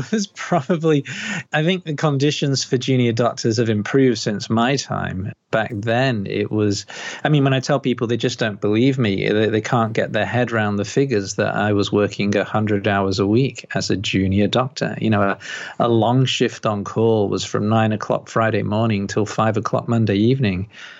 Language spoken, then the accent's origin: English; Liverpool, North West England, United Kingdom; moved away as an adult; now in Australia; Oh, no, I'm from Liverpool, UK originally, like about 27 years ago. So when I go back to Liverpool, people go, where are you from? You're not from here.